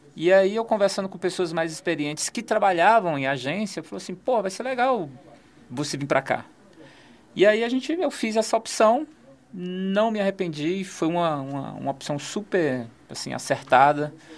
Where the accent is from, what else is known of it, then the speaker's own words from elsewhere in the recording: Gama, Federal District, Brazil; Eu, eu nasci no Gama, morei no Gama